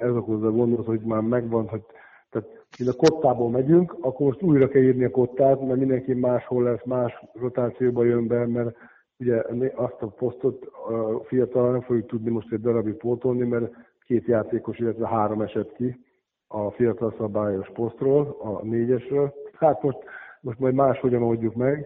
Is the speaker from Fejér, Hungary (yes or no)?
yes; Székesfehérvár, Fejér, Hungary; moved away as an adult; now in Kecskemét, Hungary; Én, én Fehérváron születtem, ugye ott nőttem föl